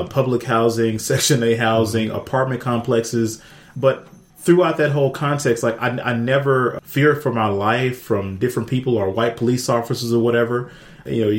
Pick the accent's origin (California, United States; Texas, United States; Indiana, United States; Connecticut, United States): Texas, United States; Dallas; growing up in Oak Cliff, going through Pleasant Grove